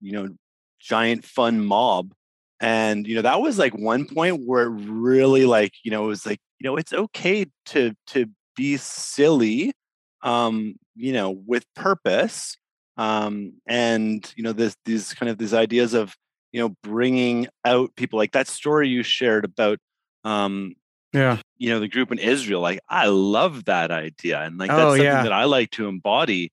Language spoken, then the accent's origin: English; Ottawa, Ontario, Canada; growing up in Ottawa